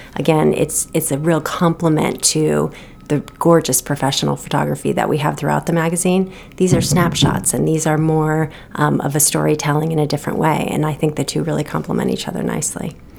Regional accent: Los Angeles, California, United States; moved away as an adult; also born or lived in Seattle; now in Maine, United States; I grew up on the West Coast um, my whole life in California

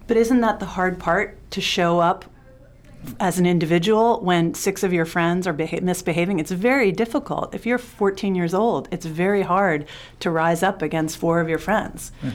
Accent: New York City, New York, United States; I grew up in New York City in the seventies and the eighties

